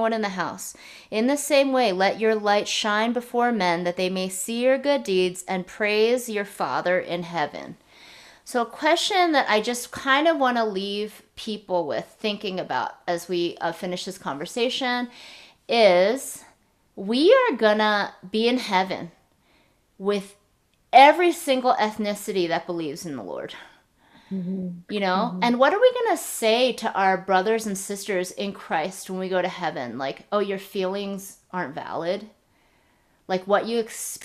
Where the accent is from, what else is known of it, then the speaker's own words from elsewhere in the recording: United States; my husband and I were both born here